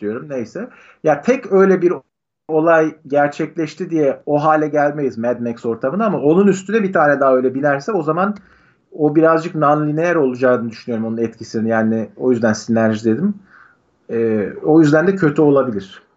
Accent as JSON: {"language": "Turkish", "country": "Turkey", "also_born_or_lived": "United States", "moved": "as an adult", "said": "direkt Türk'üm diyorum"}